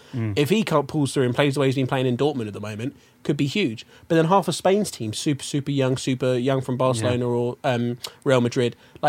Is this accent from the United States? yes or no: no; England, United Kingdom; I'm English.